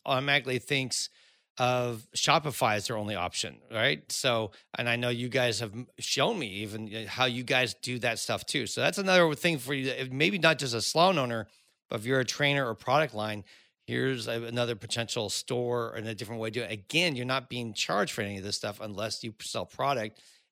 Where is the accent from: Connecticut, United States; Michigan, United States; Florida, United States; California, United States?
California, United States; Cupertino; I grew up in Cupertino